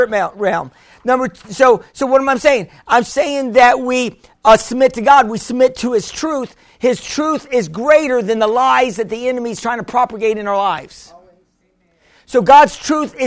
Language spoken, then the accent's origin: English; United States; I'm American. I speak no Spanish